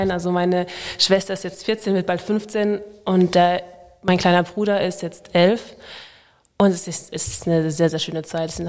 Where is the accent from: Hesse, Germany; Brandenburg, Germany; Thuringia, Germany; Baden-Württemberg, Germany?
Baden-Württemberg, Germany; Freiburg; also born or lived in Paris; Ja gut, ich bin mit knapp sechs Jahren nach, nach Freiburg, also nach Deutschland gezogen.